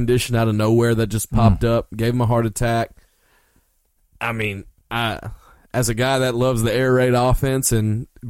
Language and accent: English; Hueytown, Alabama, United States; moved away; The city itself filed bankruptcy that I'm from. Okay? Hueytown, Alabama.